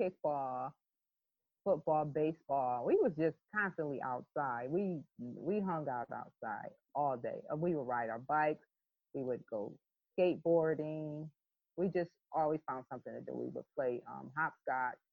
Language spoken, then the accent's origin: English; Hartford, Connecticut, United States; I grew up in a project called Bellevue Square, which is no longer called that now, in mid-50s, so I'm dating myself, mid-50s in the Hartford, Connecticut territory.